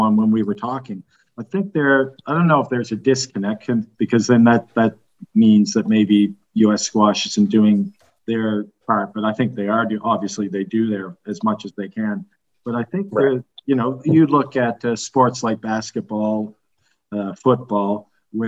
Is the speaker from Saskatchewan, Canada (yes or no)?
no; Nova Scotia, Canada; now in Dubai, United Arab Emirates; I'm from Nova Scotia.